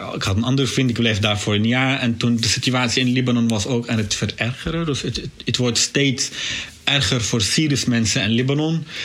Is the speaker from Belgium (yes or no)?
no; Syria; Dutch is a second language; moved away as an adult; also born or lived in Beirut, Lebanon; now in Netherlands; ik ben geboren, aangedogen in Syrië